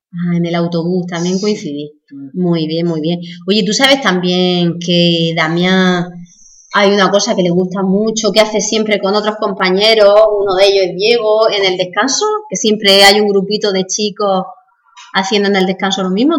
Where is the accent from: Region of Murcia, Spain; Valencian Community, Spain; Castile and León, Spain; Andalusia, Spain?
Region of Murcia, Spain; nosotros diciendo que somos murcianos, somos españoles